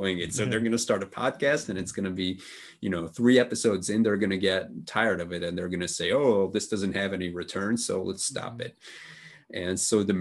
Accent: Budapest, Hungary; my hometown of Budapest

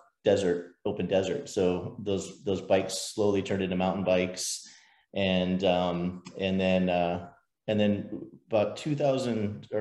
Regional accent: Scottsdale, Arizona, United States; growing up in Scottsdale as a kid

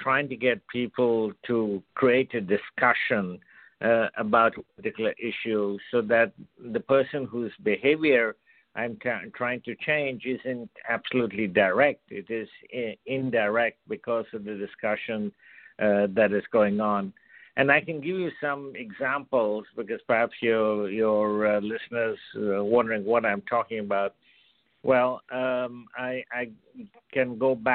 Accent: India; I was born and brought up in India

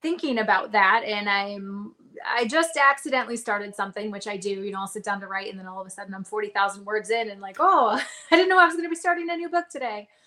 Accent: Reno, Nevada, United States; moved away as an adult; also born or lived in Arizona; I'm from Nevada. I grew up outside of Reno, kind of around Lake Tahoe

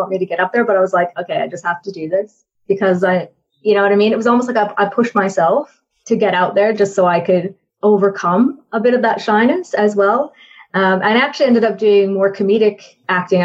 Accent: Canada; So I am actually Canadian. I don't know if you can tell from my accent

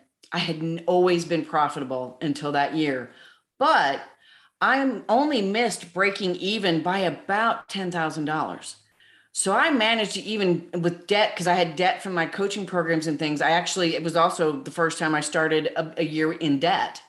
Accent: Southern Illinois, United States; moved away as an adult; also born or lived in Wyoming; now in Nashville, United States; I was born and raised in Southern Illinois

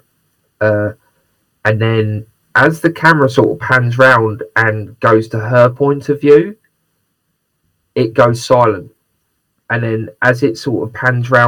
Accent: United Kingdom; I'm very British

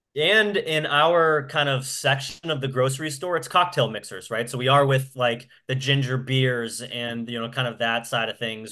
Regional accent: New Hampshire, United States; moved away as an adult; also born or lived in south of Boston, Massachusetts; now in Massachusetts, United States; I grew up in New Hampshire

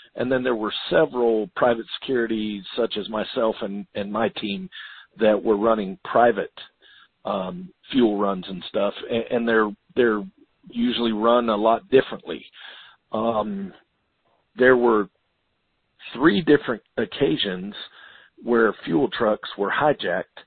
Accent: Florida, United States; Florida, my home state.

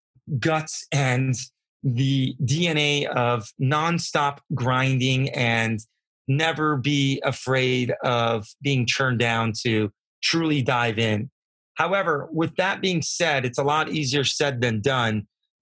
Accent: San Diego, California, United States; Growing up in San Diego, I was very fortunate to grow up in a biotech community around innovators

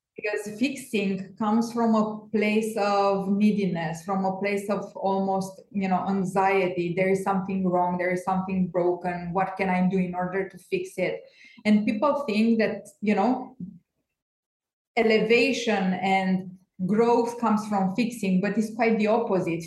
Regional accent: Romania; now in Portugal; I'm based in Portugal, and I am from Romania

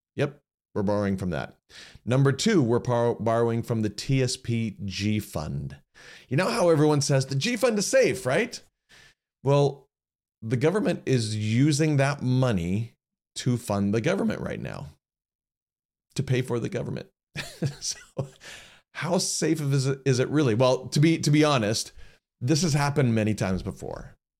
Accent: United States; as average American citizens

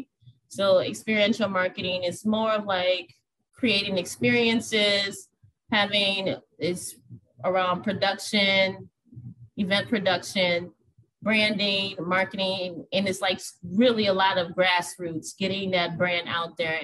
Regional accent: New Orleans, Louisiana, United States; now in Minneapolis, United States; I was born and raised in New Orleans, Louisiana, and I currently live in Minneapolis, Minnesota

